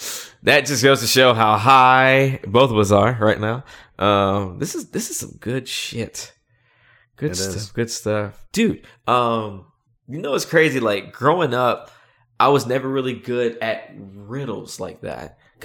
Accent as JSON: {"language": "English", "region": "the South", "country": "United States", "said": "Well, I am from the South. You know, so the hospitality."}